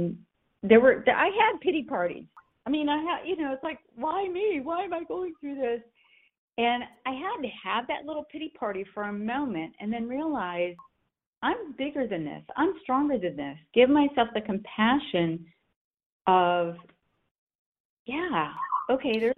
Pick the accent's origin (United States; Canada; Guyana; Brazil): United States; Corning, New York; moved away as an adult; now in Charlotte, United States; was born and raised in Corning, New York